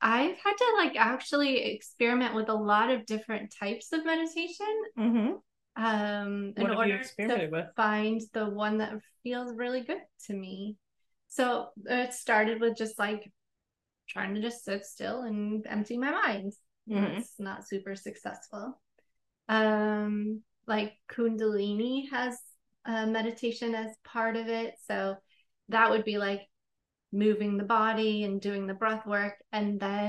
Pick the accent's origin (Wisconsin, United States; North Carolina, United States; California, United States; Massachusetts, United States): Wisconsin, United States; I grew up in the Midwest, you know, small farm community in Wisconsin